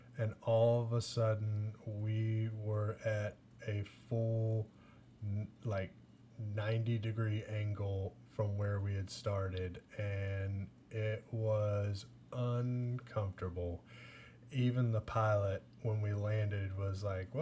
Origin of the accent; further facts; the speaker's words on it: Owensboro, Kentucky, United States; we're from Owensboro